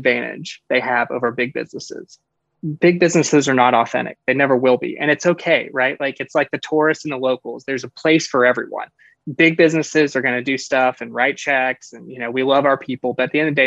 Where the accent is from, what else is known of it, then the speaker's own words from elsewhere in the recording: Birmingham, Alabama, United States; now in Florida, United States; I'm from Birmingham, Alabama, originally, now living in Florida.